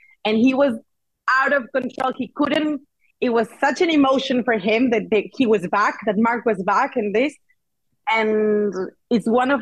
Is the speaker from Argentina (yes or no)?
yes; Argentina; moved away as an adult; now in Barcelona, Spain; I'm from Argentina. I'm super proud